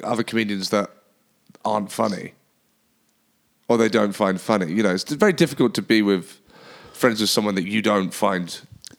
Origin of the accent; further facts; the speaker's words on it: London, United Kingdom; moved away; I'm from London.